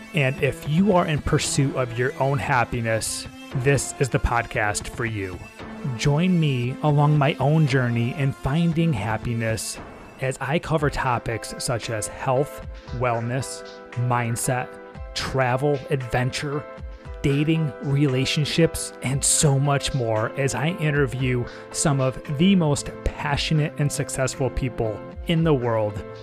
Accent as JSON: {"language": "English", "region": "Northeast", "country": "United States", "tie": "born or raised there", "said": "I grew up, I grew up in the Northeast"}